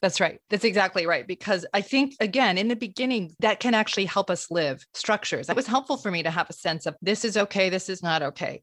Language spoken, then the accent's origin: English; Vermont, United States; I was born in Vermont